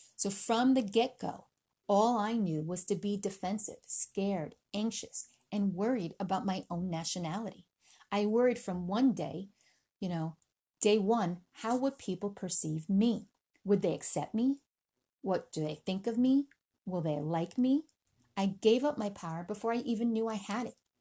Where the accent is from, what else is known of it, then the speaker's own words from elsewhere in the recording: United States; also born or lived in Philippines; I was born in the Philippines. I was raised in America.